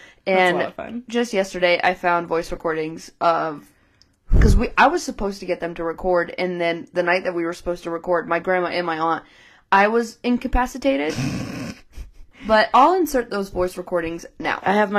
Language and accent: English; England, United Kingdom; accent: northern; And as you can tell from hearing it, my northern accent came out a lot.